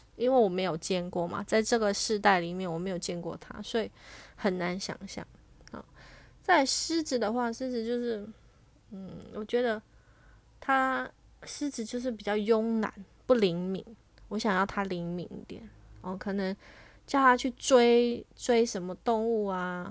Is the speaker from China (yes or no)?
no; Taiwan; 身为台湾人